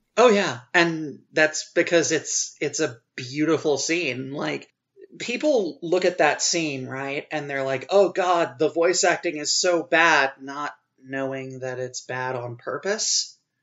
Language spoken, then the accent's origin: English; Louisiana, United States; I am from Louisiana